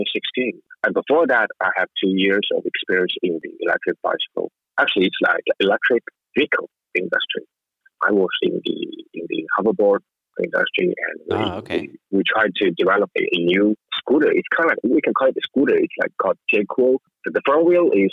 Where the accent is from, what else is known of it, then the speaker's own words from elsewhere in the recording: China; I'm from China